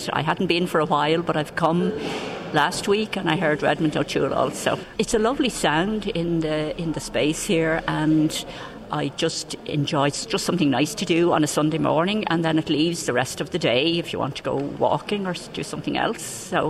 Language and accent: English; Delgany, Leinster, Ireland; I come from Delgany, County Wicklow